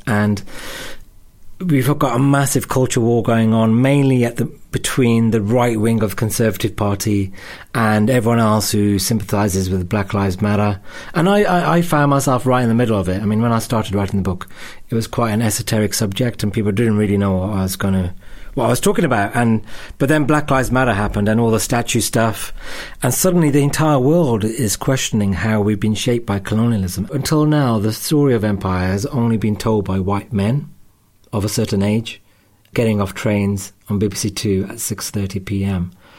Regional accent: Wolverhampton, West Midlands, United Kingdom; also born or lived in United States; now in London, United Kingdom; I probably call myself British Sikh, but I spend more of my time nowadays trying to make clear I'm from Wolverhampton rather than London, because I feel really drawn to the Midlands.

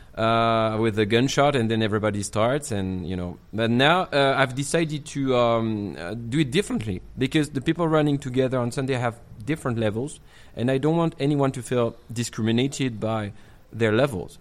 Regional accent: Marseille, Provence-Alpes-Côte d'Azur, France; English is a second language; now in Chongqing, China; I'm from Provence. You know, uh, Marseille

